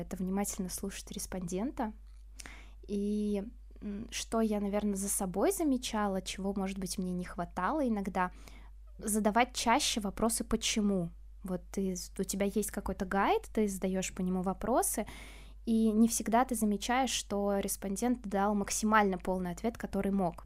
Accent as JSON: {"language": "Russian", "town": "Cheboksary", "region": "Chuvashia", "country": "Russia", "said": "я сама из ПФО, из Чебоксар, это Чувашия"}